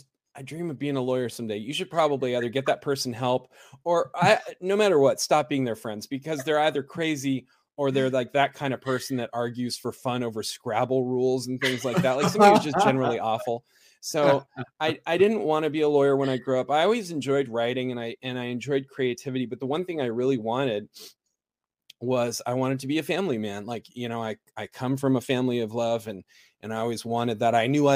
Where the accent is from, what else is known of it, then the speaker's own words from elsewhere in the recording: California, United States; also born or lived in South America; I live in the metropolis of Idaho. I grew up in California. I lived there most of my formative years